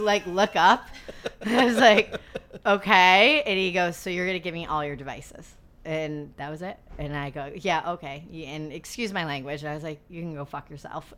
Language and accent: English; Adirondack Mountains, New York, United States; I grew up in the Adirondack Mountains